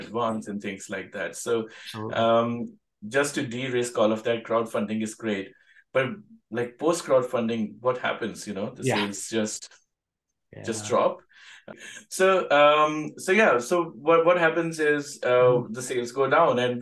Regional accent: India; now in Sydney, Australia; I grew up in India

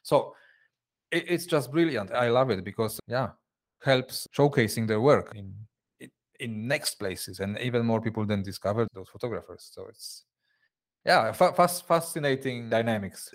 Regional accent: Poland; moved away as an adult; now in Switzerland; I, I come originally from Poland.

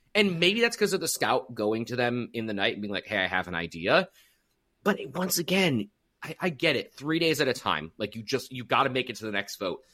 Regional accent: United States; as an American

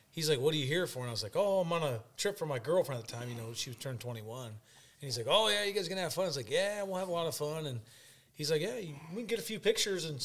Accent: Iowa, United States; I'm from Iowa.

